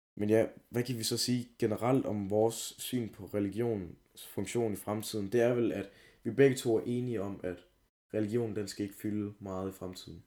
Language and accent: Danish; Denmark